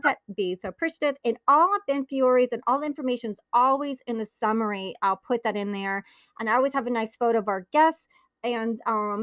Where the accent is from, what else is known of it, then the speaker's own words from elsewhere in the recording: Naples, Campania, Italy; Since I was born in Naples, Italy